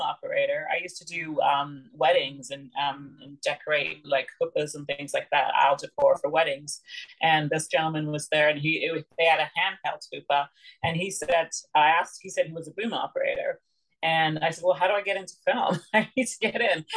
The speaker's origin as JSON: {"language": "English", "town": "Lanigan", "region": "Saskatchewan", "country": "Canada", "tie": "born or raised there", "also_born_or_lived": "London, England", "said": "Well, I was born in London, England, but I grew up and then um, we moved um, to uh, Lanigan, Saskatchewan, actually. And so I grew up and I'm a, i consider myself partly a prairie girl, partly British."}